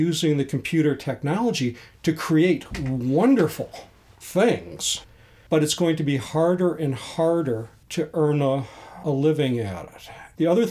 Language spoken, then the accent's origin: English; Chicago, Illinois, United States; moved away as an adult; also born or lived in Providence, Rhode Island / Portland, Oregon / Palo Alto / Berkeley; now in St. Petersburg, United States; I grew up in Chicago, went to school in Providence, Rhode Island